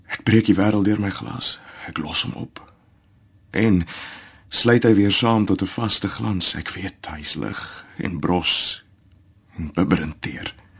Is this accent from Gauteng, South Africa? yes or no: no; Nelspruit, Mpumalanga, South Africa; Ek is al die pad van Nelspruit in Mpumalanga